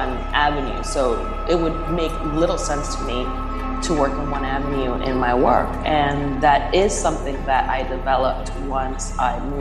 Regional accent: Carolina, Puerto Rico; now in Oakland, United States; I am from Carolina, Puerto Rico, but am currently living right on the border of Emeryville and Oakland here in California

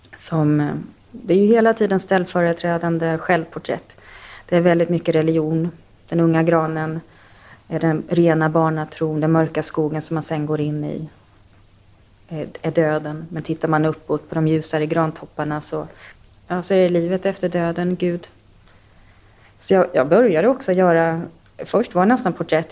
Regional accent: Sweden; Jag är uppväxt i Sverige

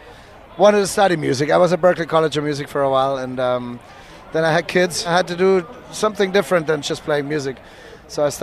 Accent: Germany; also born or lived in New York City; now in New York, United States; I ran away from Germany because of all of that, and then I recreated it in the U.S. The whole reason was really homesickness

